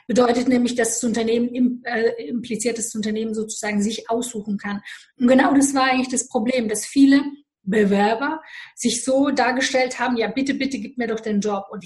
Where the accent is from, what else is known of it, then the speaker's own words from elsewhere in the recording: Romania; Ich komme aus Rumänien, bin in Rumänien geboren und ich weiß, was Armut heißt.